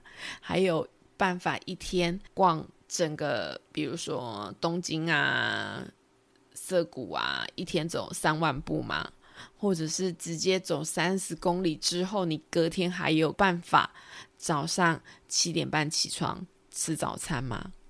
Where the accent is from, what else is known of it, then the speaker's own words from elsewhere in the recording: Taiwan; accent: Taiwanese Mandarin; 我是不是又台湾国语了？